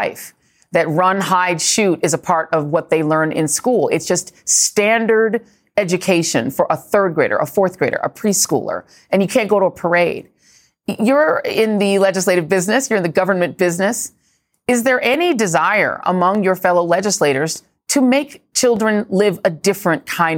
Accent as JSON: {"language": "English", "region": "Midwest", "country": "United States", "accent": "Midwest", "said": "So, you know, I'm going to use my Midwest accent and say Missouri."}